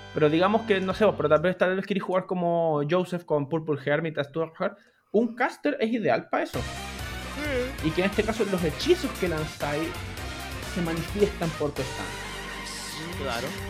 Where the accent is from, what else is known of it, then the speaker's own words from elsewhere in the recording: Santiago, Santiago Metropolitan Region, Chile; Chile, todos somos de Santiago, todos ubicamos los sectores y nos movemos por ahí